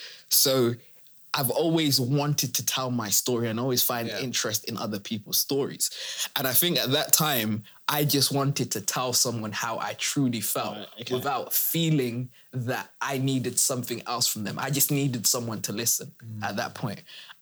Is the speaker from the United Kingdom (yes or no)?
yes; United Kingdom; Where do I actually fit as a first generation immigrant, but then I'm British?